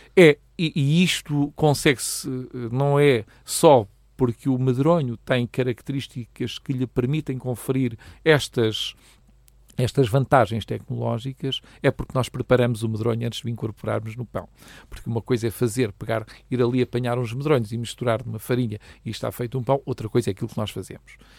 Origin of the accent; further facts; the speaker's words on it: Proença-a-Nova, Centro, Portugal; moved away as an adult; now in Leiria, Portugal; Eu sou natural da Maljoga de Proença Nova, que é, uma, que é um pequeno lugar eh, do distrito de Castelo Branco